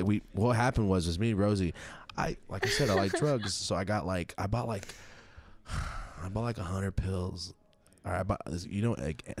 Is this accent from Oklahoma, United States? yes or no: no; Merced, California, United States; I'm from Merced, yes.